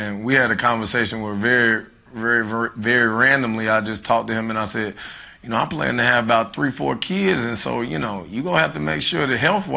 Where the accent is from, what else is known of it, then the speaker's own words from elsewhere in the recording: Charlotte, North Carolina, United States; I am from Charlotte, North Carolina. I graduated from West Mecklenburg High School.